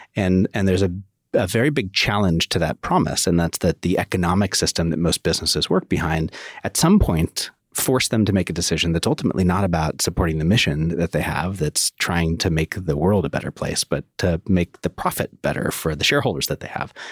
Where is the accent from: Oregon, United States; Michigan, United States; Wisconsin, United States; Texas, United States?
Oregon, United States; I grew up in Oregon